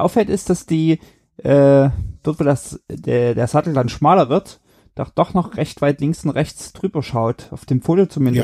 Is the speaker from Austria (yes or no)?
no; Germany; moved away; in Deutschland äh, und bin dann da auch in meiner alten Heimat und so immer ganz gern gefahren